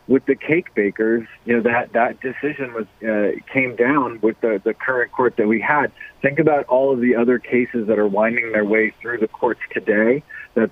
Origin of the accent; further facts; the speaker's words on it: Massachusetts, United States; moved away; I'm from Massachusetts